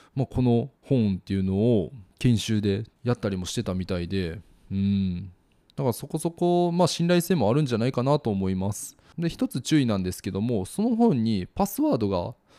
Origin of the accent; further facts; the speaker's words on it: Kansai, Japan; moved away as an adult; also born or lived in Osaka; now in Kochi, Japan; 僕の実家の関西